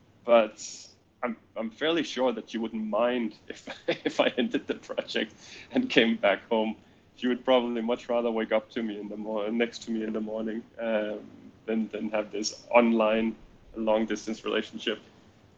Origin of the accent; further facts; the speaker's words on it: Denmark; first language Danish; English is a second language; I'm from Denmark. We speak Danish in my country, and English is my second language.